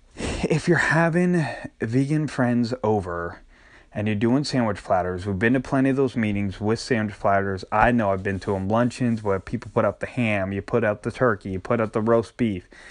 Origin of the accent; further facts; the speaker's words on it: Northeast, United States; moved away; I grew up and especially in the Northeast, we had not only regular bologna, but we had Lebanon bologna